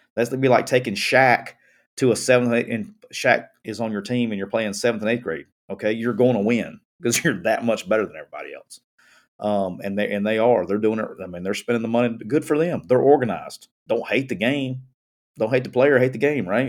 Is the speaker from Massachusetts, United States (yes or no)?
no; Alabama, United States; I'm from Alabama